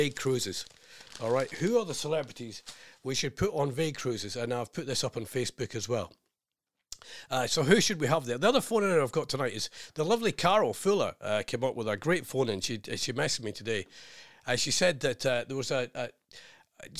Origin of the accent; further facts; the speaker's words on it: Scotland, United Kingdom; being Scottish